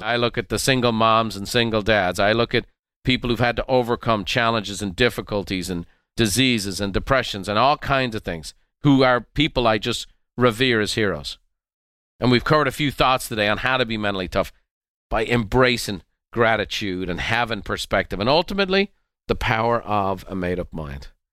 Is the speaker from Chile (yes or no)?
no; Dublin, Leinster, Ireland; our home that I grew up in Dublin